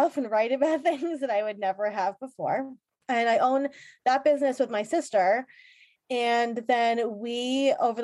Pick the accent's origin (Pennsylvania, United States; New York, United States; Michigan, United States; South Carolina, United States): New York, United States; Long Island; I am from Long Island